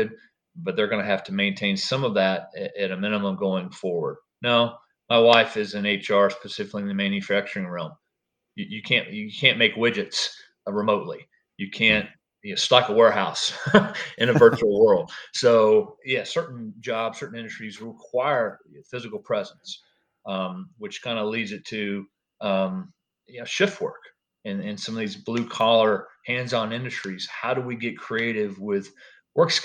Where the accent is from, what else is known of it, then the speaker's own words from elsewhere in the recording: Nashville, Tennessee, United States; I grew up in the Nashville area